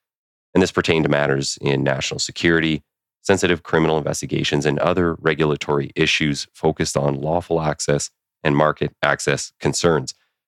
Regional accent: Winnipeg, Manitoba, Canada; So I'm from Winnipeg as well.

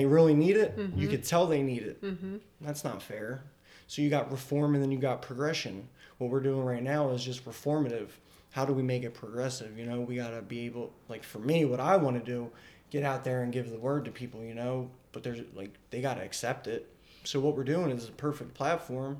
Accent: Philadelphia, Pennsylvania, United States; now in York, United States; I grew up in Philly

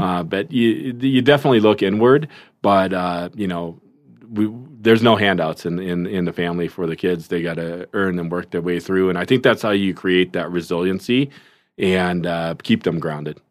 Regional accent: Seattle, Washington, United States; also born or lived in South Korea; grew up in the Seattle area

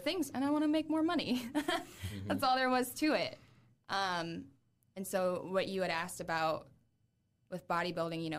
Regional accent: Adams County, Indiana, United States; moved away as an adult; also born or lived in Boston / Nashville; now in Fort Wayne, United States; I'm like from Adams County, Indiana

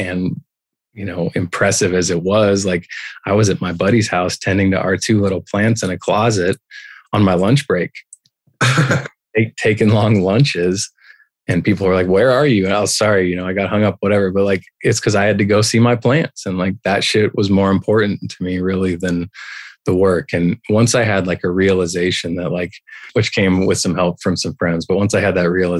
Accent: Denver, Colorado, United States; also born or lived in Texas / Boulder, Colorado; I was born in Denver, and my dad moved to Texas, and that was when I was starting seventh grade

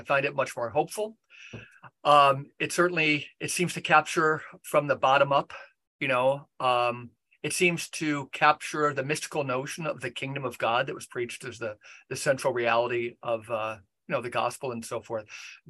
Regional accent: United States; than I do maybe as an American citizen, right?

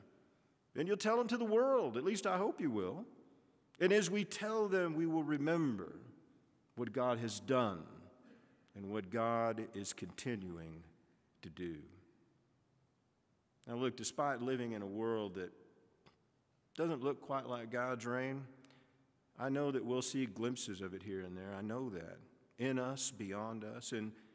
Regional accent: the South, United States; I grew up in the South

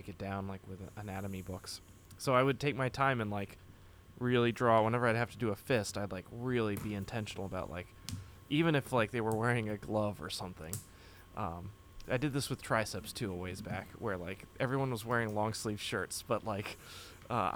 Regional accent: Framingham, Massachusetts, United States; I grew up in Framingham, Massachusetts

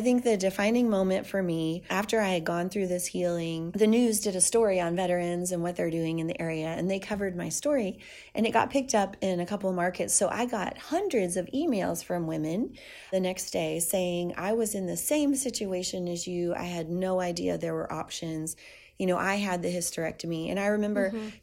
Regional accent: South Louisiana, United States; I'm Cajun from South Louisiana

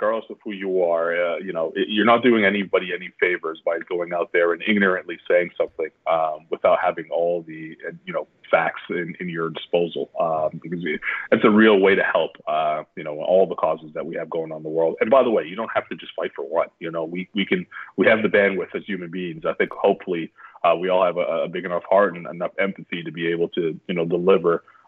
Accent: Canada; moved away as an adult; I'm proud Canadian

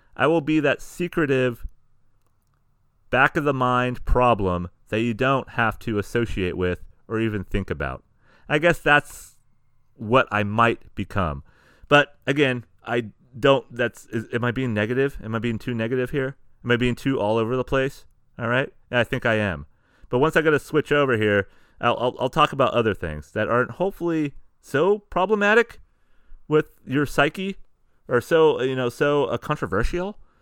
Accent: San Diego, California, United States; also born or lived in Sacramento, California; we started with San Diego County, started with my hometown.

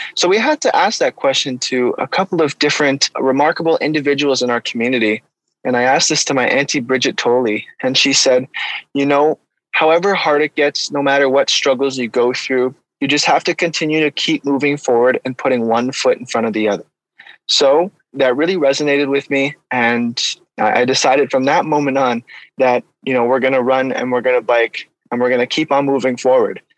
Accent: Ottawa, Ontario, Canada; I was born and raised in Ottawa, Ontario

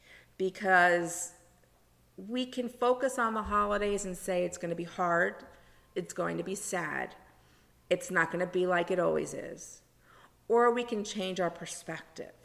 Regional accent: South Florida, United States; When I was growing up in South Florida, there was even less things for Hanukkah.

